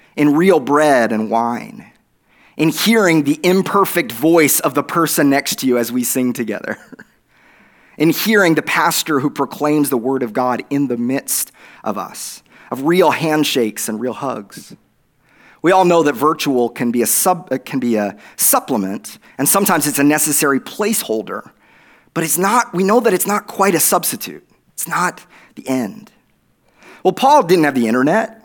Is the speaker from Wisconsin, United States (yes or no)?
no; Oklahoma, United States; accent: Oklahoma; my Oklahoma accent